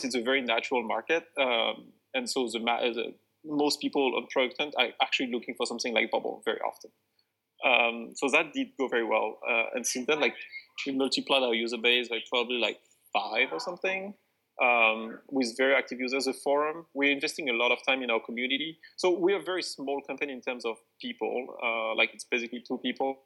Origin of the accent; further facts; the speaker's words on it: France; moved away as an adult; I'm not from here. I'm from France originally.